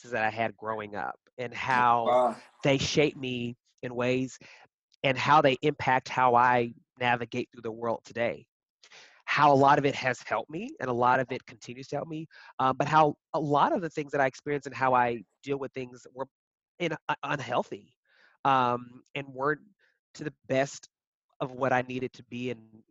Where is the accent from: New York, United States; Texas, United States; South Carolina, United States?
Texas, United States; Lubbock; moved away as an adult; also born or lived in Abilene, Texas / Austin, Texas; now in Chicago, United States; born and raised in Texas. I was born in Abilene, and then I grew up in Lubbock. So West Texas, born and raised